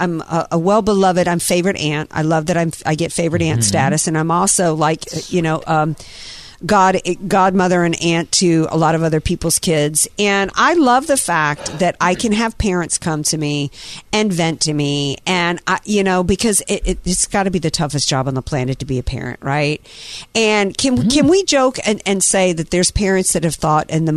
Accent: the South, United States; moved away; I grew up in the South

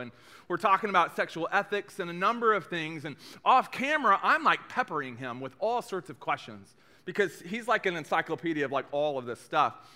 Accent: East Tennessee, United States; I'm from East Tennessee.

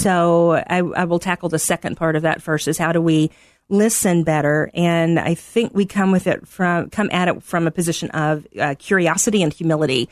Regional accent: Middle Tennessee, United States; moved away as an adult; also born or lived in Arkansas / Texas; now in Chicago, United States; I am originally from Middle Tennessee, grew up about thirty minutes southeast of Nashville

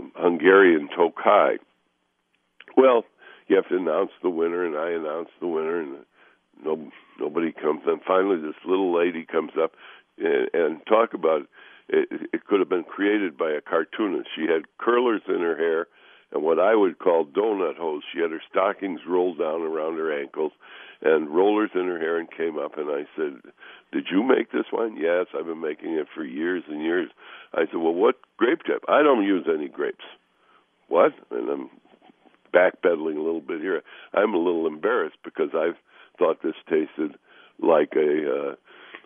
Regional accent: Chicago, Illinois, United States; now in Minnesota, United States; I grew up in the Chicago suburbs

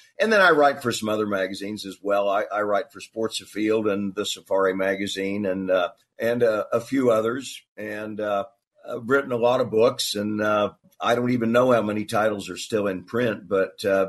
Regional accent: Kansas City, United States; moved away as an adult; also born or lived in California Central Coast; now in California, United States; I grew up in Kansas City

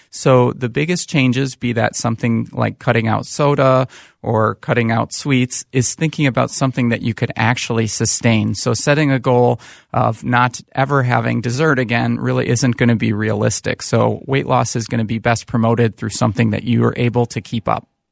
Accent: Saint Paul, Minnesota, United States; also born or lived in Chicago area / Bay Area; born and raised in Saint Paul, Minnesota

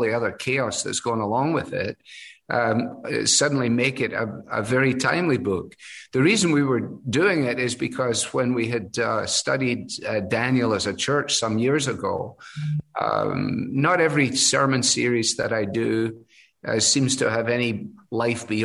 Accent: Glasgow, Scotland, United Kingdom; moved away as an adult; also born or lived in Edinburgh; now in Cleveland, United States; Glasgow, my hometown, is only, you know, 40 minutes on the train from Edinburgh.

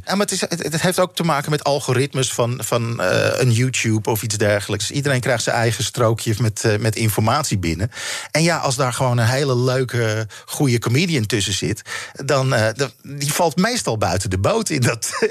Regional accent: Netherlands; wij een hele aparte jaren 60 hebben gehad in Nederland

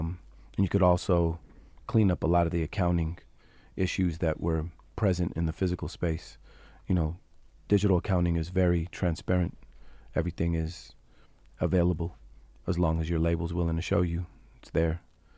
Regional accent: San Francisco, California, United States; I'm from San Francisco, so we were the epicenter of change.

